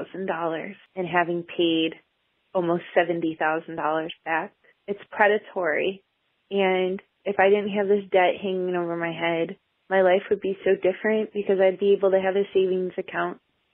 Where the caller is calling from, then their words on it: Cleveland, Ohio, United States; I'm calling from Cleveland, Ohio.